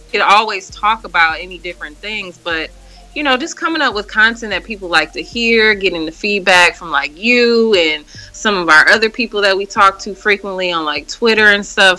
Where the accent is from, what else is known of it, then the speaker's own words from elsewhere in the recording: Milwaukee, Wisconsin, United States; now in Chicago, United States; That's where I'm from, born and raised in Milwaukee